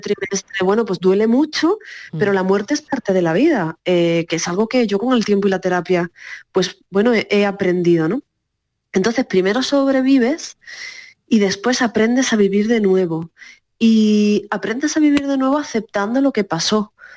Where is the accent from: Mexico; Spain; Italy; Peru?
Spain; Cádiz, Andalusia; moved away; yo además soy de Cádiz